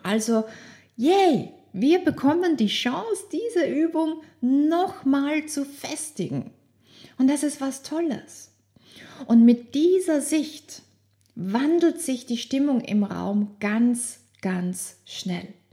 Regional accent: Austria; ich bin aufgewachsen in Österreich

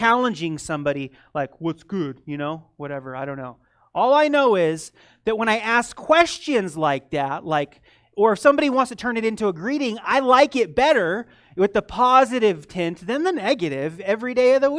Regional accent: United States; also born or lived in Eastern Europe; being an American

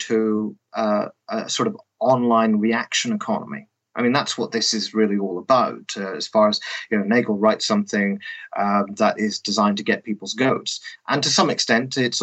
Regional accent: Northern Ireland, United Kingdom; moved away; I grew up in the Protestant part of Northern Ireland

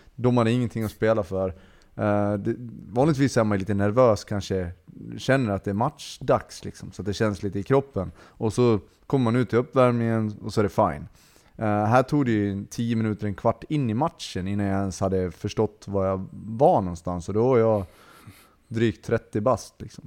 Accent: Borlänge, Dalarna County, Sweden; now in Borås, Sweden; jag är från Borlänge

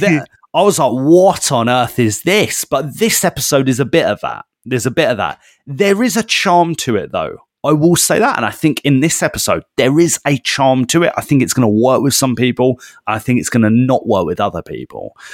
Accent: United Kingdom; we're British

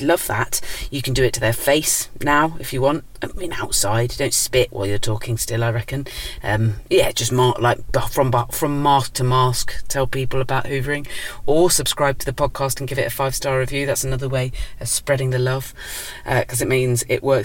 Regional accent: Dorset, South West England, United Kingdom; moved away as an adult; also born or lived in South London; now in London, United Kingdom; I was from Dorset originally and I still consider myself to be from there because that was my childhood.

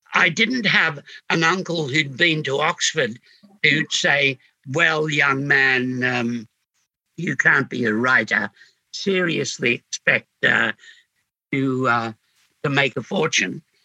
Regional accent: Sydney, New South Wales, Australia; I came from Homebush, which made up in boredom for what Glebe supplied in squalor.

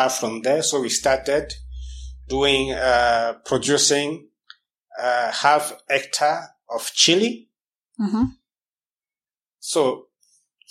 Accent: Cameroon; moved away as an adult; also born or lived in Western Cameroon / Littoral, Cameroon; now in Kenya; I'm from the Western Cameroon, of course. That's where my origins are, but I was born in the littoral part of Cameroon, 400 kilometers away.

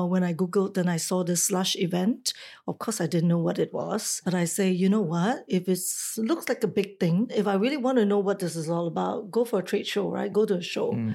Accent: Singapore; moved away as an adult; also born or lived in Taiwan; I am a Singaporean, but I left at a very, very early age, like 23 years old, to pursue a career outside of Singapore to work in Taiwan

